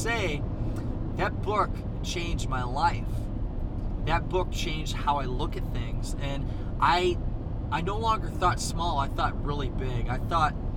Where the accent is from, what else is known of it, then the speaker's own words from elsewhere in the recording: Northeast Iowa, United States; I was from Northeast Iowa